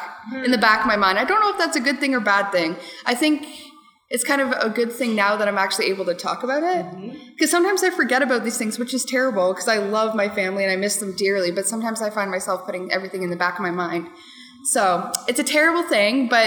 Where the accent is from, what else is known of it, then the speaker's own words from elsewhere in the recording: Whitby, Ontario, Canada; also born or lived in United States; I grew up here in Whitby